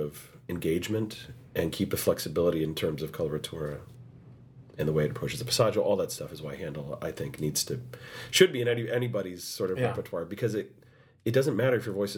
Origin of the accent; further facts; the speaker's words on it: United States; the only American in that cast